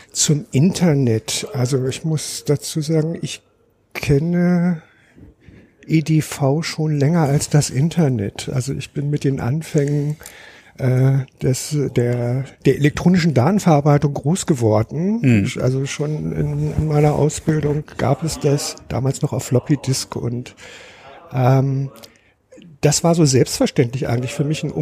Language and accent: German; Lower Saxony, Germany; now in Berlin, Germany; nein, nein. Ich habe einen Migrationshintergrund. Ich komme aus Niedersachsen.